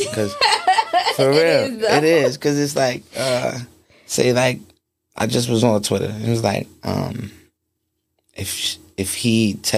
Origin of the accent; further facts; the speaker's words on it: Baltimore, Maryland, United States; I'm from Baltimore